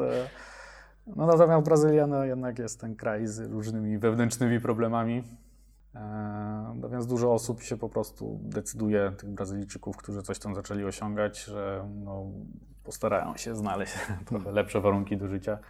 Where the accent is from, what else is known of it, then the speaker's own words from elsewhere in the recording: Mielec, Subcarpathian Voivodeship, Poland; now in Kraków, Poland; ja pochodzę z, e, z Podkarpacia, z mniejszego miasta Mielec, później po przeprowadzce do Krakowa